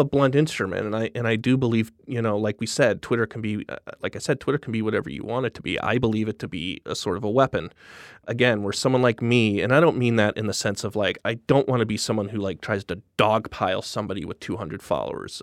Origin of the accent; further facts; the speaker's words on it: Denver, Colorado, United States; moved away as an adult; also born or lived in Los Angeles / Williamsburg, Brooklyn; now in New York, United States; I'm from Midwest originally. I'm from Denver, and I basically spent every day from the time I was fifteen years old on trying to get out of it